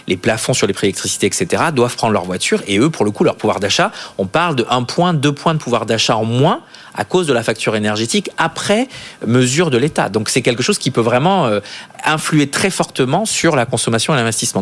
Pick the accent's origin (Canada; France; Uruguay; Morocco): France; south-west France; je viens du Sud-Ouest